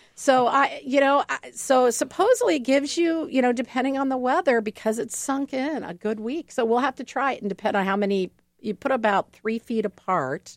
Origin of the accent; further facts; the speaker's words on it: Ohio, United States; now in Milwaukee, United States; I'm originally from Ohio